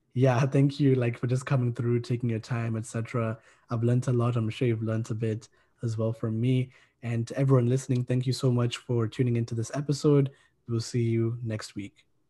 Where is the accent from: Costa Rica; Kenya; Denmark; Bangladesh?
Kenya; I'm from Kenya